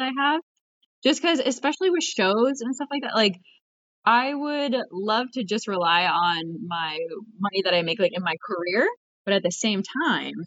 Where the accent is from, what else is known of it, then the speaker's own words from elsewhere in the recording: Fort Lauderdale, Florida, United States; I grew up in Fort Lauderdale